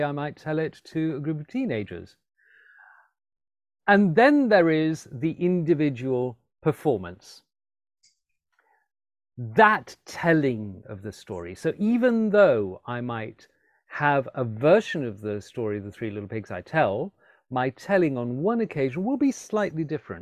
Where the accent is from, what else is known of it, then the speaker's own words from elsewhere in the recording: Alexandria, Alexandria Governorate, Egypt; moved away as an adult; also born or lived in London; I grew up in Alexandria in Egypt. I was born in London, but moved there and lived there between the ages of 6 and 18.